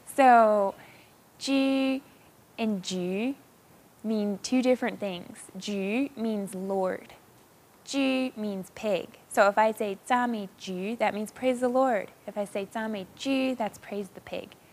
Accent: Hong Kong; moved away; I was eight years old when we moved to Hong Kong

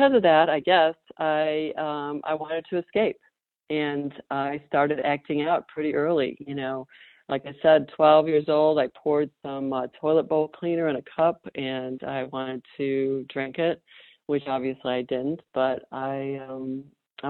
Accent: Chicago suburbs, Illinois, United States; now in Raleigh, United States; I grew up in the Chicago suburbs.

